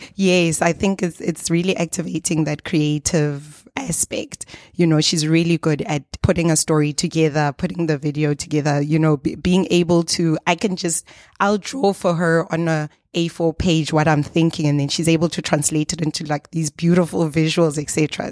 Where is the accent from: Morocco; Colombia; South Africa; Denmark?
South Africa; we are from South Africa